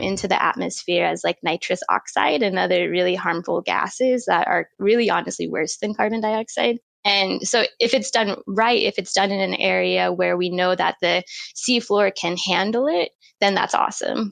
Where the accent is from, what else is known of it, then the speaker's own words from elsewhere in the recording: Florida, United States; now in Wellington, New Zealand; I grew up in Florida, which is a good place to get involved in the ocean for sure, mm, because mm, we're surrounded by the ocean there. I grew up on the Gulf Coast